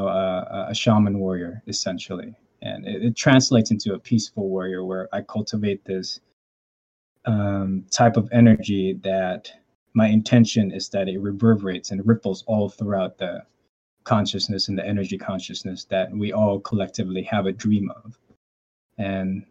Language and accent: English; Philippines; I grew up in the Philippines